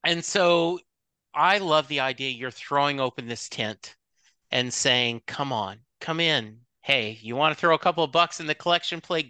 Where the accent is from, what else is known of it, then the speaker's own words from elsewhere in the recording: Louisiana, United States; I grew up in Louisiana